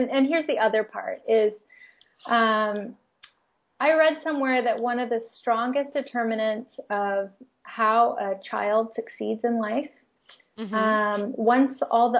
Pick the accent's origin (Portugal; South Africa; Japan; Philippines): Philippines; also born or lived in United States; I grew up in the Philippines. I was never Filipino, right? And I wanted to be a lot of times so I could fit in and understand. But when I went back to the U.S., even just for a visit, I was no longer American either.